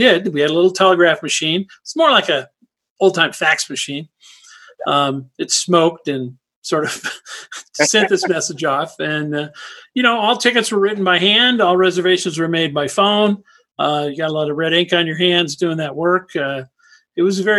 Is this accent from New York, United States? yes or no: no; Winnetka, Illinois, United States; moved away as an adult; also born or lived in Los Angeles, California / Ohio / Florida / Texas; now in Lake Tahoe, Nevada, United States; I grew up in Chicago in Winnetka up north of the city